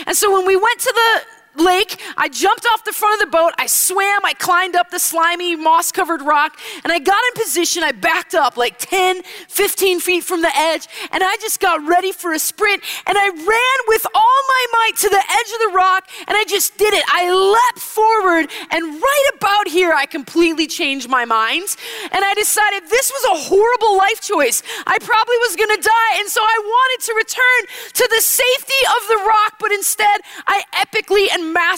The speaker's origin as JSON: {"language": "English", "region": "Wisconsin", "country": "United States", "tie": "born or raised there", "said": "I grew up in Wisconsin, and growing up in Wisconsin, we spent most weekends in the summer at our cabin"}